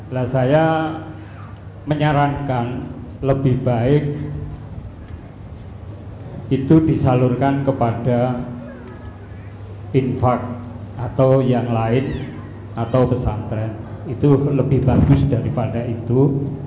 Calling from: Purwodadi, Central Java, Indonesia; Kami dari Purwodadi berhubungan

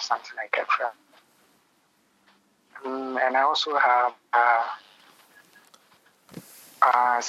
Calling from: Accra, Greater Accra, Ghana; I'm calling from the capital. That's Accra.

